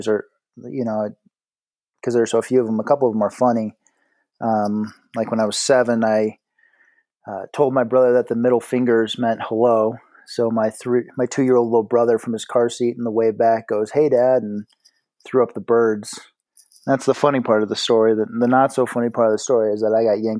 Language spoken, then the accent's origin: English; South Bend, Indiana, United States; moved away as an adult; also born or lived in Dayton, Ohio; now in Colorado, United States; I was born in Indianapolis, Indiana. At the age of 6, we moved to South Bend, and that's where I spent, ages 6 through 18.